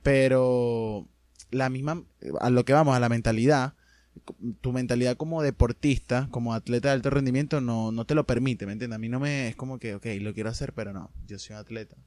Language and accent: Spanish; Venezuela; also born or lived in Argentina